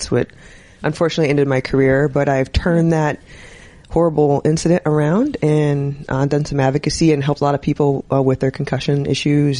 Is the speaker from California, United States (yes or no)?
no; Minnesota, United States; I'm from Minnesota